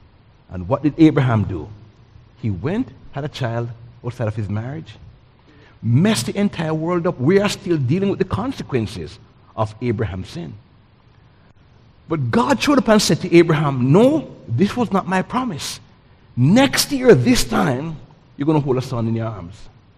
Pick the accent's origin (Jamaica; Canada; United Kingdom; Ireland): Jamaica; now in United States; I came from Jamaica in 1984.